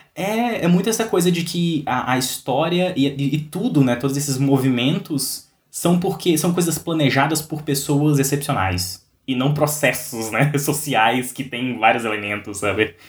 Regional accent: Brazil; como brasileiros

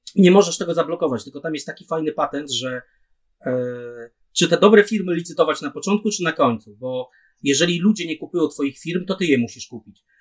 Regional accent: Opole Voivodeship, Poland; U nas, u nas w Opol, na Opolszczyźnie

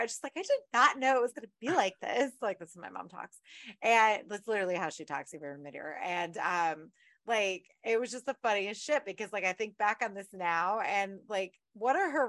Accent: Texas, United States; And I'm from Texas.

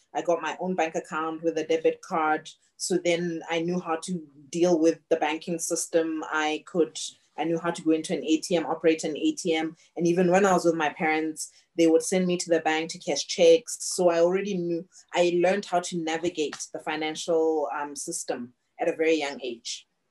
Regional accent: Botswana; moved away as an adult; also born or lived in Canada / Australia; I was born and raised in Botswana

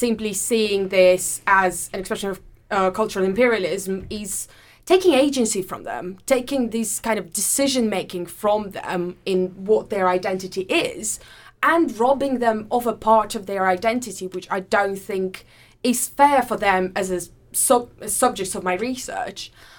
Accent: Saint Petersburg, Russia; moved away as an adult; also born or lived in Durham, United Kingdom; now in Manchester, United Kingdom; I do come from abroad. I'm Russian. I come from St. Petersburg. I did my undergraduate and my master's in Durham University, which was the first place in the UK that I came to 5 years ago now

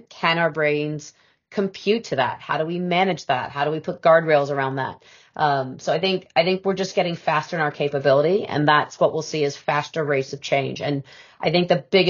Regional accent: United States; now in United Kingdom; being an American by birth

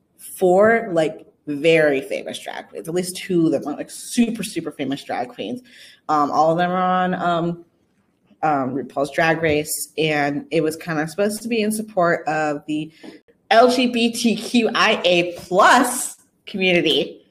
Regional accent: Texas, United States; born there; I was born in Texas, do not listen to country.

